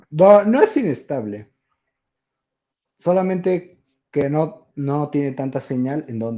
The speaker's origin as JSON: {"language": "Spanish", "country": "Peru", "said": "De Perú, de Perú."}